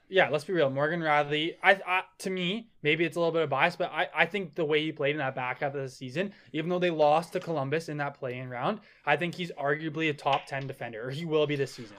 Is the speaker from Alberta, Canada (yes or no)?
yes; Calgary, Alberta, Canada; I'm from Calgary